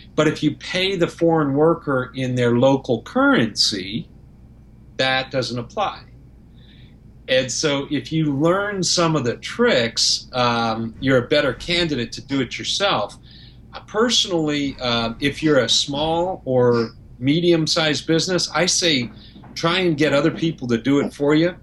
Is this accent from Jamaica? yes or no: no; Canada; now in Florida, United States; I'm Canadian, so, and and I live in Florida